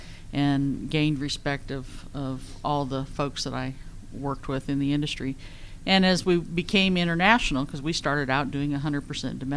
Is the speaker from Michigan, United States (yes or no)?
no; Northern California, United States; also born or lived in East Texas; now in Georgia, United States; I was originally from Northern California. I lived in Texas for about 12 years